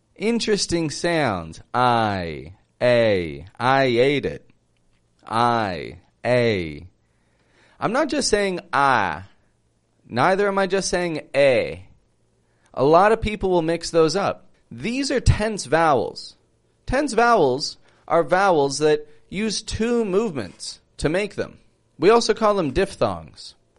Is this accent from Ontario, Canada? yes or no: yes; Toronto, Ontario, Canada; moved away as an adult; now in Mexico; I'm from Toronto, Canada